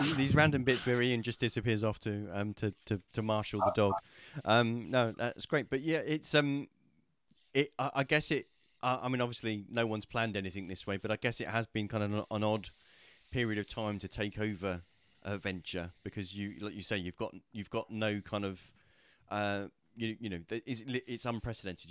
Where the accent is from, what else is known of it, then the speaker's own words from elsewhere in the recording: Portsmouth, South East England, United Kingdom; I was born in the city, I was raised in the city